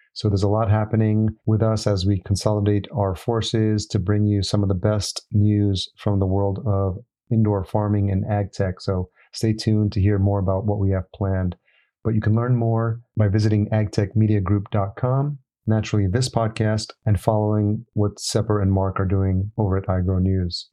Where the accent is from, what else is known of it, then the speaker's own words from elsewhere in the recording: El Salvador; I'm Salvadorian, so I'm very familiar with the Latino culture